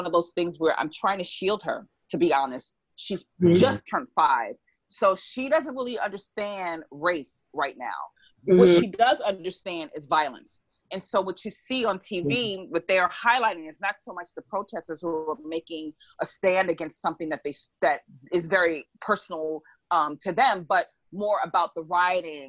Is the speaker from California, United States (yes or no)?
no; New York City, New York, United States; now in West Hollywood, United States; a Black child growing up in Harlem